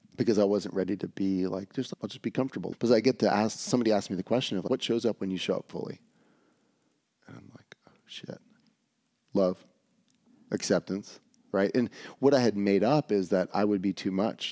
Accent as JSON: {"language": "English", "town": "Atlanta", "region": "Georgia", "country": "United States", "tie": "born or raised there", "said": "growing up in Atlanta"}